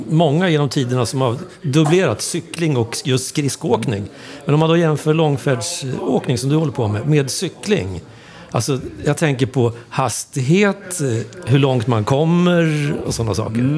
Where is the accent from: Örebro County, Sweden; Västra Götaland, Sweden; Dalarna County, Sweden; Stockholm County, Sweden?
Örebro County, Sweden; Nej, och så jag är ju närking, så jag säger, men motvinden